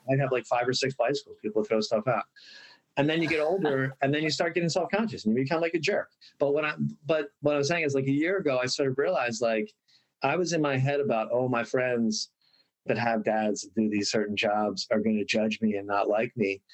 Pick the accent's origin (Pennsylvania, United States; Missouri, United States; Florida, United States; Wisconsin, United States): Pennsylvania, United States; Bryn Mawr; now in Los Angeles, United States; I was actually born in Los Angeles, lived here for a year, um, moved back to Bryn Mawr where my dad is was born